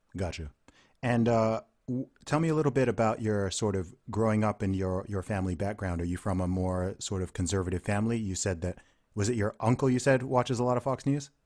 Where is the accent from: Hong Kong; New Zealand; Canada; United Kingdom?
United Kingdom; also born or lived in Nigeria; I'm a Nigerian and British guy. I am not a Black American.